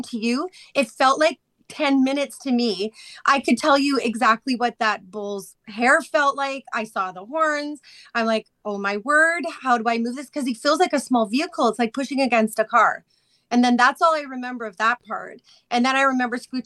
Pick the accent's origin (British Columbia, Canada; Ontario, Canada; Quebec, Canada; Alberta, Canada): Alberta, Canada; Chestermere; I grew up in Chestermere.